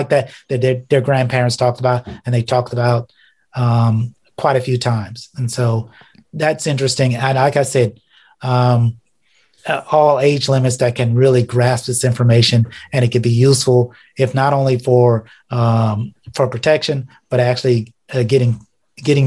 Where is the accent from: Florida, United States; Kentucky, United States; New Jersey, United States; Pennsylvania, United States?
Florida, United States; South; now in Ohio, United States; as a child growing up in South Florida